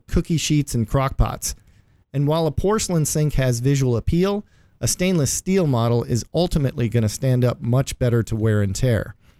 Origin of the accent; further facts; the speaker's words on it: Midwest, United States; I'm also from the Midwest. We had a basement with green shag carpet.